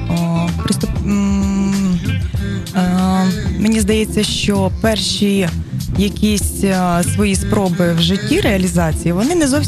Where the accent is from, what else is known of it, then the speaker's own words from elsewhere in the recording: Reshetylivka, Poltava Oblast, Ukraine; now in Kyiv, Ukraine; я народилась в Решетилівці, закінчила тут школу.